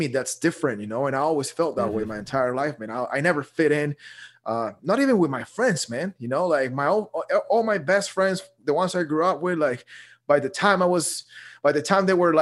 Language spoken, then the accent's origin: English; Guatemala; also born or lived in Dallas, Texas; now in Texas, United States; I'm originally from Guatemala.